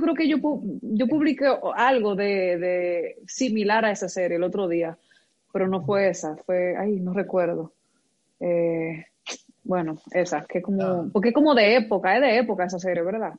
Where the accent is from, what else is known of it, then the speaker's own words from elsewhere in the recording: Moca, Espaillat, Dominican Republic; yo soy de Moca